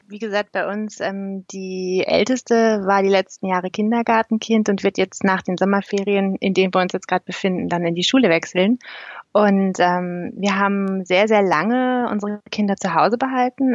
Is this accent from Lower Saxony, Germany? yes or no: yes; East Frisia, Lower Saxony, Germany; moved away as an adult; also born or lived in Berlin; now in Canton of Zurich, Switzerland; ursprünglich kommen mein Mann und ich aus Ostfriesland